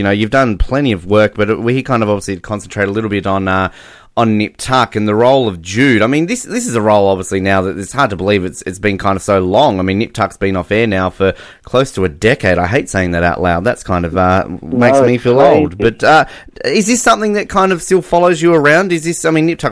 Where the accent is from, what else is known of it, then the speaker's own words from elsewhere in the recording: Australia; as an Australian